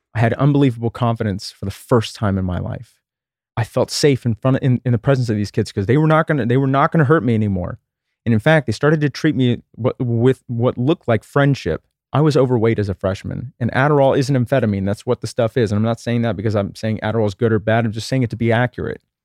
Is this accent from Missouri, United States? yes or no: no; Texas, United States; I grew up in Texas in the nineteen eighties